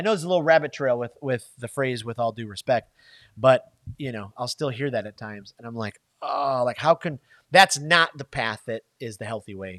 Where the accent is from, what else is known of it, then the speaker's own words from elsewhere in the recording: Michigan, United States; moved away; I'm from Michigan, right? We don't have Waffle House in Michigan